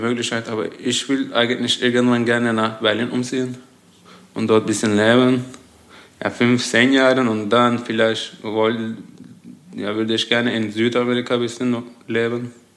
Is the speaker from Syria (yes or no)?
no; Turkey; German is a second language; moved away as an adult; now in Darmstadt, Germany; meine Familie auf jeden Fall sind noch in der Türkei